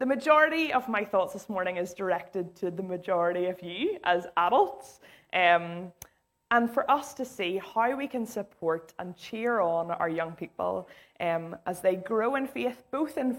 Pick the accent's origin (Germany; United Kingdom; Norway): United Kingdom; Islandmagee, Northern Ireland; I grew up in Isla Magee.